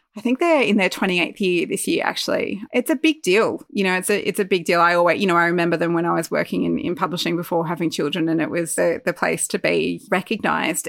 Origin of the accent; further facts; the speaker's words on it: Armidale, New South Wales, Australia; also born or lived in Newcastle, Australia; we moved from Newcastle to Armidale, which was I think was four years ago now